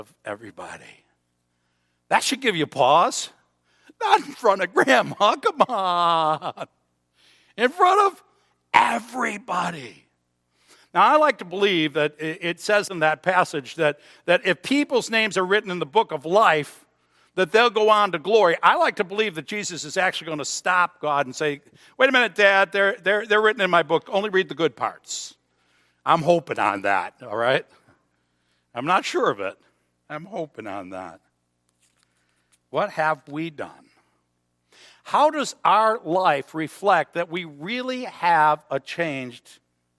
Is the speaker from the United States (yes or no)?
yes; United States; I'm an American. I belong to the United States of America